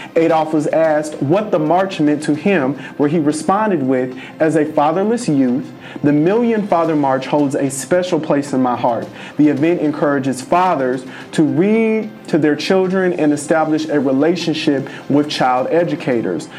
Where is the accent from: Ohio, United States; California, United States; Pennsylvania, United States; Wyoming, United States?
California, United States; Los Angeles; moved away; I am from Los Angeles. It's never snowing, never really dropping below sixty degrees